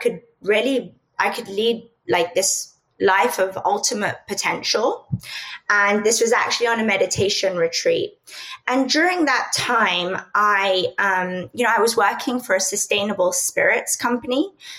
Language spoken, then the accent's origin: English; London, United Kingdom; also born or lived in Spain; I'm from Europe, so I grew up between London and Spain.